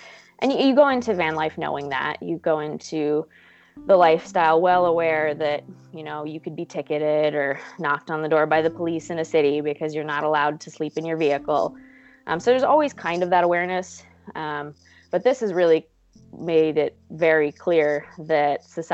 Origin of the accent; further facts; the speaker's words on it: Alaska, United States; moved away; I'm from Alaska, but I haven't been there in over a year